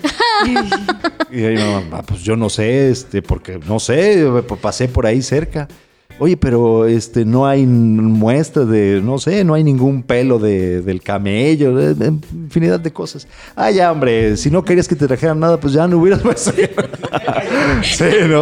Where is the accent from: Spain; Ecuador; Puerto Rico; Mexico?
Mexico; Aquí en esta casa somos mexicanos